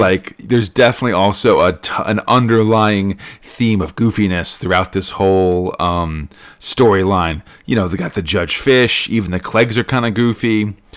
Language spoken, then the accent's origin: English; United States; I'm an American. Was born in the year 1980